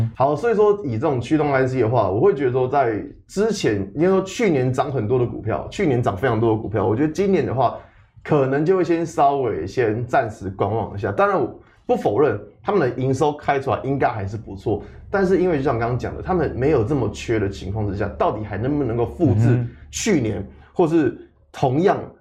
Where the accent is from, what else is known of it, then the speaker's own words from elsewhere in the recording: Taiwan; 我们台湾人